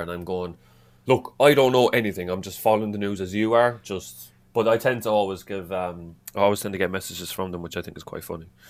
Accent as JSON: {"language": "English", "town": "Cork", "region": "Munster", "country": "Ireland", "tie": "born or raised there", "accent": "Irish", "moved": "yes", "lives_now": "North East England, United Kingdom", "said": "I'm originally from, from Ireland, from Cork"}